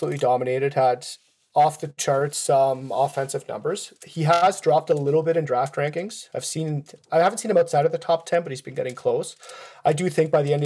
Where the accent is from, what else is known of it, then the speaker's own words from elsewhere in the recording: Switzerland; moved away; I'm originally from Switzerland